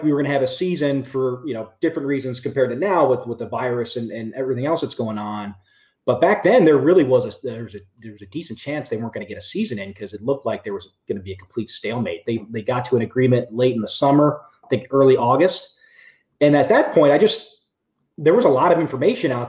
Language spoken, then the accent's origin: English; Cincinnati, Ohio, United States; moved away as an adult; also born or lived in Detroit, Michigan; now in Royal Oak, United States; I born and raised in Cincinnati, Ohio, in the West Side in Western Hills.